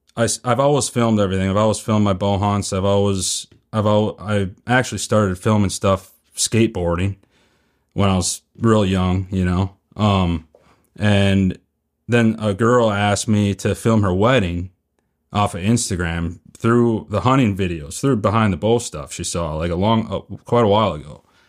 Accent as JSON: {"language": "English", "region": "Northeast Wisconsin", "country": "United States", "also_born_or_lived": "Northeast Iowa", "moved": "as an adult", "lives_now": "Iowa, United States", "said": "I'm from Northeast Wisconsin. I moved to Iowa a year ago, Northeast Iowa"}